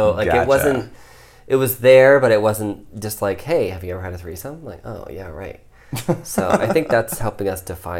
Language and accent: English; Ohio, United States; I grew up in Ohio, like in the Bible Belt